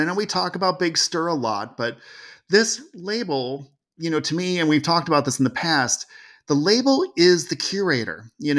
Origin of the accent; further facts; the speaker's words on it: California, United States; I grew up in California for a while.